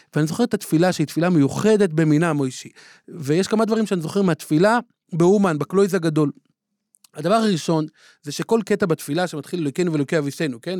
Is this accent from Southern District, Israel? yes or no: no; Jerusalem, Jerusalem District, Israel; בילדותי אה, התגוררתי בסמיכות אליו בבתי הונגרין